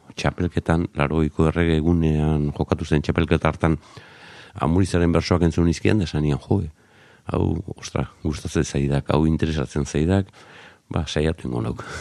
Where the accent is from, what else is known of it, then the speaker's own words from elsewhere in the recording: Zarautz, Basque Country, Spain; Garoako kaletik, bai, lehen mamis taberna zegoenaren gainean jaiotako nauke